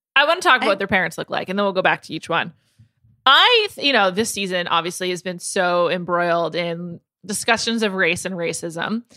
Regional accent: New York, United States; moved away as an adult; also born or lived in Chicago; I grew up in New York, went to college in Chicago

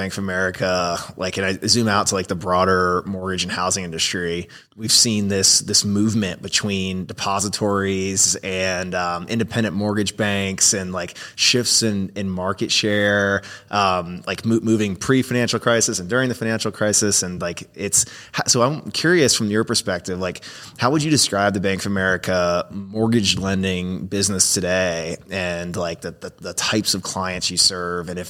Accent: Florida, United States; I grew up in Florida.

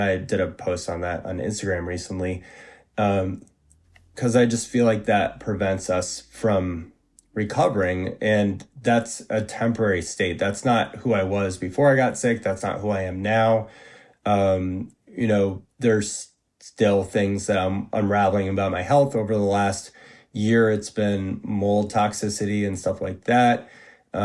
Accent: New England, United States; also born or lived in Massachusetts; I grew up in Northern New England and went to high school in Massachusetts and, in the late 90s and early 2000s.

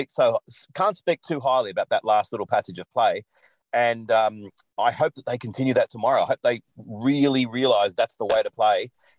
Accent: Australia; I thought, as an Australian, absolutely.

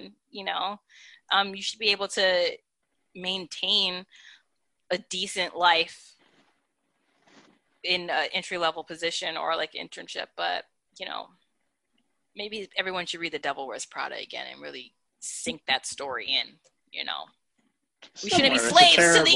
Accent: upstate New York, United States; I'm from New York. I'm from upstate New York, but my dad's family lives in Brooklyn.

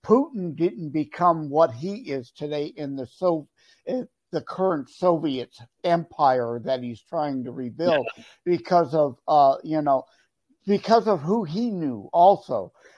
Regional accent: Detroit, Michigan, United States; Because I'm from Detroit and Mayor Coleman Young.

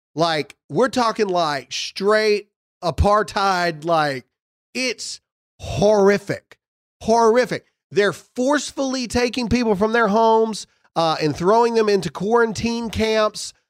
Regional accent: United States; as an American and as a Christian

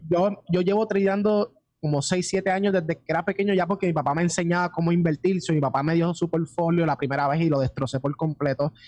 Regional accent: Puerto Rico; empezamos acá en Puerto Rico y somos completamente puertorriqueños

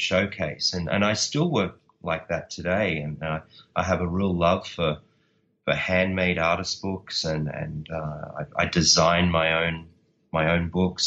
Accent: Australia; I'm Australian

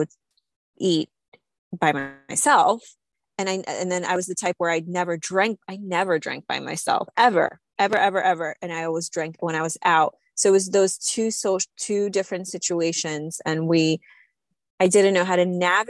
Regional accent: Slovakia; moved away; I grew up in Slovakia. We didn't grow up with much

